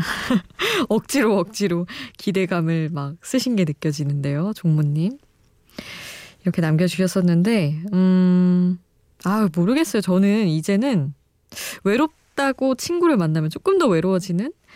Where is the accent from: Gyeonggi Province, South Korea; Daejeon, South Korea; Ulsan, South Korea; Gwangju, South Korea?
Daejeon, South Korea; now in Seoul, South Korea; 본가 대전에 있고